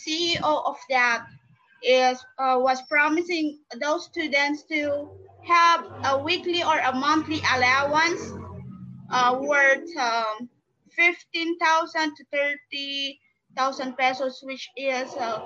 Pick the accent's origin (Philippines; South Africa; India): Philippines; from the Philippines